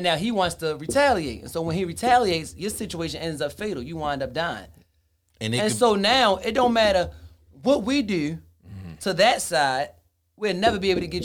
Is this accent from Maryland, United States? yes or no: yes; Baltimore, Maryland, United States; I'm from West Baltimore, so being as though I was going to school over East Baltimore, I'm in ninth grade